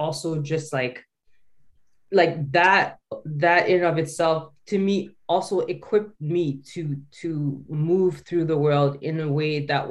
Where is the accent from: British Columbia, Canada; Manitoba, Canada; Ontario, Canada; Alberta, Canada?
Alberta, Canada; Calgary; a quiet girl growing up in Calgary